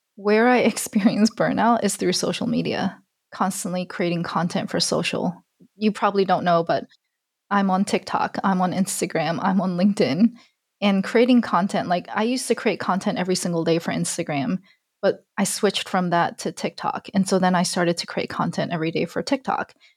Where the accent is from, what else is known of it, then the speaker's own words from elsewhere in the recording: Alabama, United States; I grew up in Alabama.